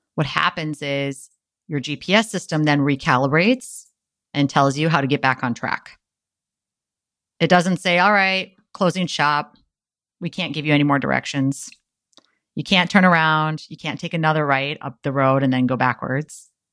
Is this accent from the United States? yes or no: yes; Wisconsin, United States; now in San Diego, United States; my hometown of Wisconsin